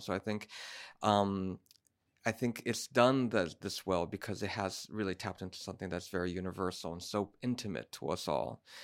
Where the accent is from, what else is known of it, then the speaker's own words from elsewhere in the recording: Brazil; I'm from Brazil